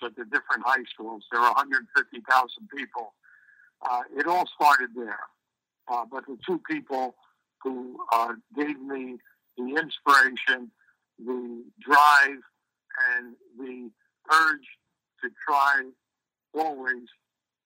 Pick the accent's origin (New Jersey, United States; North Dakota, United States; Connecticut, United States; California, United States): New Jersey, United States; Elizabeth; moved away; also born or lived in Hazleton, Pennsylvania / Niagara, New York; I grew up in Elizabeth. I was born in Pennsylvania in Hazleton. We moved to Elizabeth, New Jersey when I was three